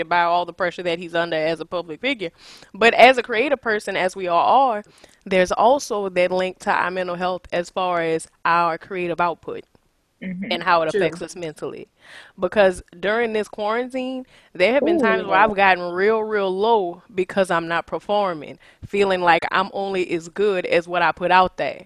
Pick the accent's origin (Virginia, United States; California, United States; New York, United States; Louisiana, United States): Louisiana, United States; New Orleans; I'm from New Orleans